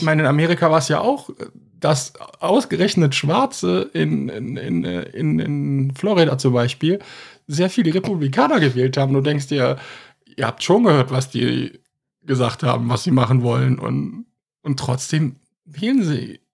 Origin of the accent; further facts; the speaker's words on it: Germany; als Deutsche